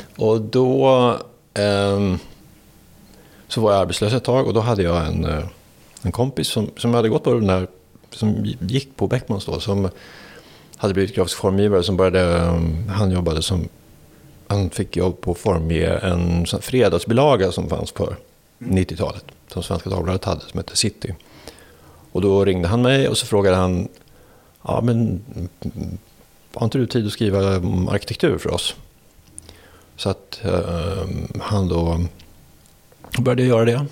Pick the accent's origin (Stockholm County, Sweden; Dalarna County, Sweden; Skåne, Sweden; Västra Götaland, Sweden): Stockholm County, Sweden; Danderyd; Jag är född eh, på Danderyds sjukhus här norr om, norr om stan. och uppväxt upp i en förort till Stockholm som heter Danderyd